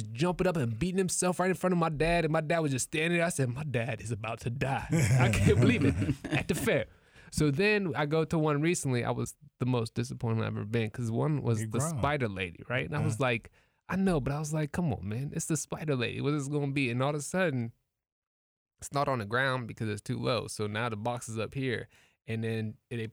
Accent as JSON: {"language": "English", "region": "Ohio", "country": "United States", "said": "I'm from Ohio"}